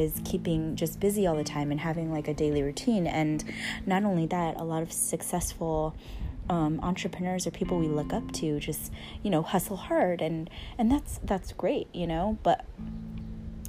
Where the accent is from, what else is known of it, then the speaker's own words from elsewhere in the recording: San Diego, California, United States; moved away as an adult; also born or lived in Los Angeles / San Francisco Bay Area; now in Maui, United States; especially coming from, well, San Diego, we both moved to LA, and then the Bay, I moved to the Bay